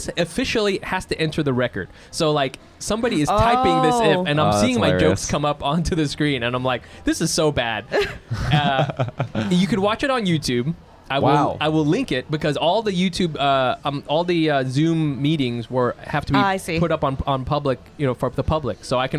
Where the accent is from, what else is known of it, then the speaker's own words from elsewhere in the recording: New Jersey, United States; I'm from New Jersey, you know, and they were saying all these things.